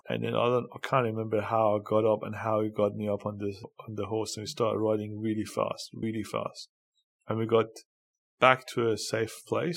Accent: Karaj, Alborz, Iran; moved away as an adult; now in Australia; I was born in a small in Iran called Karaj, and was born in um, and basically I had a a um, interesting childhood in Iran.

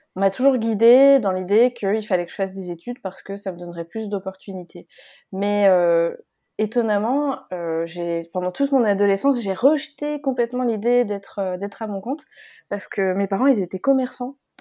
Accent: Lyon, Auvergne-Rhône-Alpes, France; moved away as an adult; also born or lived in Paris; j'en ai profité pour redescendre euh, plutôt dans ma région natale, à Lyon

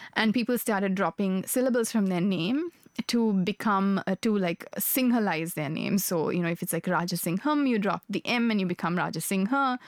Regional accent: Sri Lanka; moved away; I grew up in Sri Lanka. I'm Sri Lankan by birth.

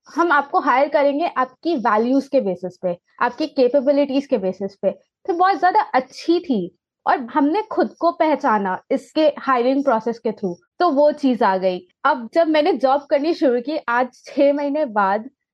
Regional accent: Jharkhand, India; मैं जहाँ से बिलोंग करती हूँ झारखंड

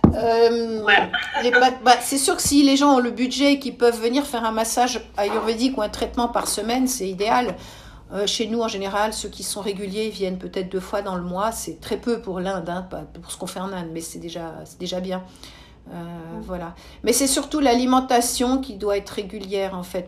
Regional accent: Switzerland; chez nous en Suisse

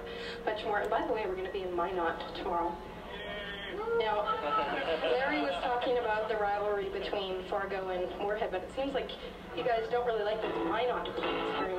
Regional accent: Vancouver, British Columbia, Canada; we're from Vancouver

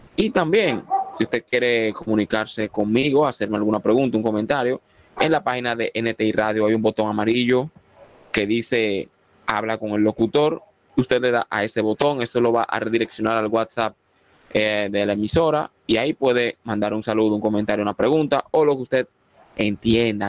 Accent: Dominican Republic; Soy dominicano por la gracia y el favor de Dios

